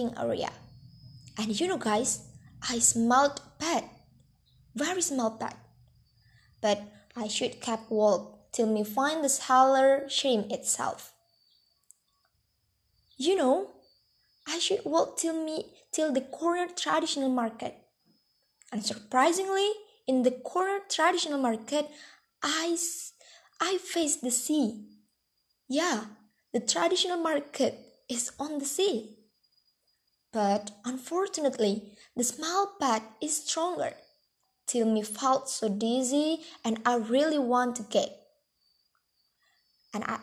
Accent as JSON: {"language": "English", "town": "Bandar Lampung", "region": "Lampung", "country": "Indonesia", "tie": "born or raised there", "said": "I lived in my hometown Bandar Lampung City"}